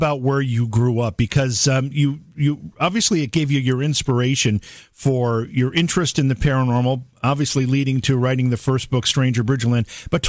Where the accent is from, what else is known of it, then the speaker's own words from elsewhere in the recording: Cooperstown, New York, United States; I'm from Cooperstown, New York, and I put the word New York into that, everybody thinks I live in a place that looks like Manhattan, which I don't. I live in, I couldn't be more rural where I am.